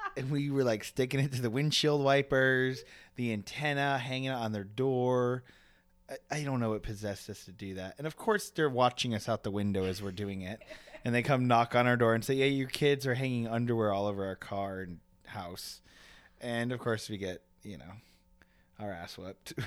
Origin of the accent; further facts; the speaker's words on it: Aurora, Illinois, United States; moved away; also born or lived in Oswego, Illinois / Yorkville, Illinois; we grew up in Aurora, which is one town over